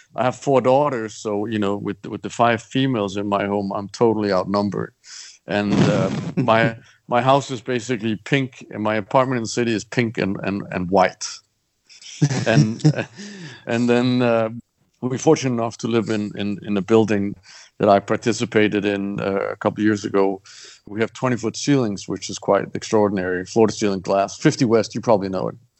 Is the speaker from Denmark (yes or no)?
yes; Copenhagen, Capital Region of Denmark, Denmark; moved away; born in, and, and raised in in Copenhagen